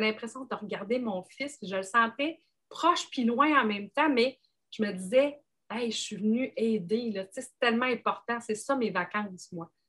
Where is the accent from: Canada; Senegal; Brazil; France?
Canada; Gaspésie, Quebec; je suis originaire de la Gaspésie